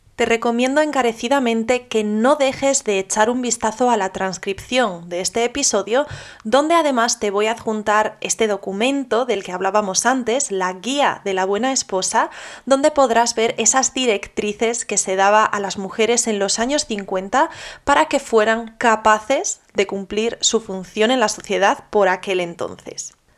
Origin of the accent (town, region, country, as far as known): Spain